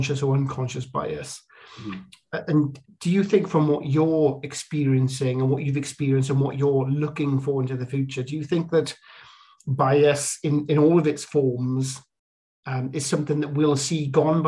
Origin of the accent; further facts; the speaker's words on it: the Welsh Valleys, Wales, United Kingdom; growing up in the Welsh Valleys, there wasn't an awful lot of diversity